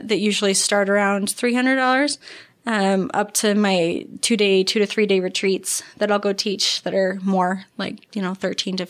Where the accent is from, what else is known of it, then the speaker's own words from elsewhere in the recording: St. George, Utah, United States; And I'm born and raised in St. George.